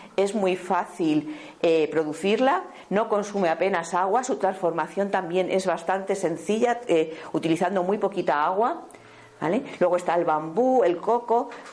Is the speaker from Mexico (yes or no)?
no; Béjar, Castile and León, Spain; yo vengo de una familia que eh, se ha eh, que ha estado toda la vida alrededor de la industria textil, venimos de Béjar